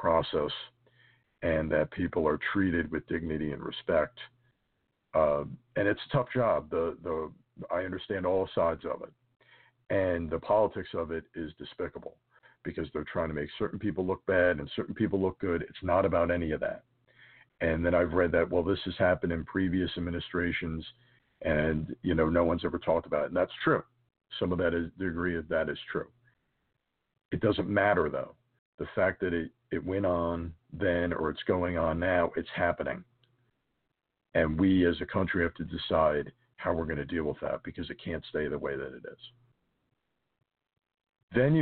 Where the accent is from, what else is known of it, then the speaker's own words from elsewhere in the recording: United States; As a American and as a Catholic